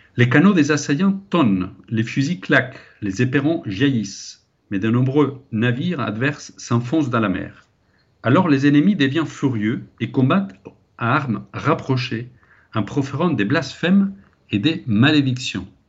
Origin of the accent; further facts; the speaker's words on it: Spain; ici un Espagnol qui vous parle